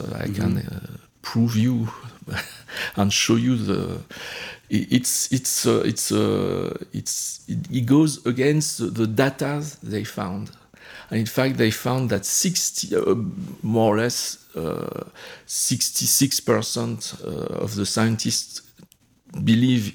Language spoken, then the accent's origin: English; France; moved away; I grew up in France.